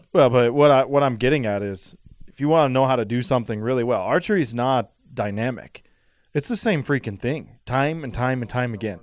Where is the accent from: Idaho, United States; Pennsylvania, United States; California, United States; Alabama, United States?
Idaho, United States; I'm from Idaho